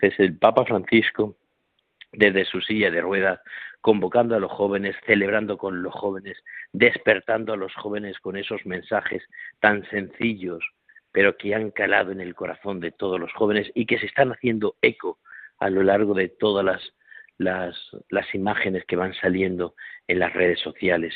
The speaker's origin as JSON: {"language": "Spanish", "town": "Corral de Almaguer", "region": "Castilla-La Mancha", "country": "Spain", "tie": "born or raised there", "moved": "yes", "lives_now": "Extremadura, Spain", "said": "hoy estoy en Corral de Almaguer, que es mi pueblo natal, donde nací"}